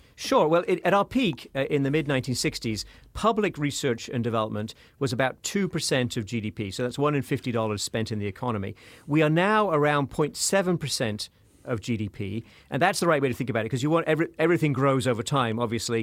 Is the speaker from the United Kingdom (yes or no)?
yes; United Kingdom; moved away; I'm, I'm from the, the United Kingdom, as you may have guessed from my accent.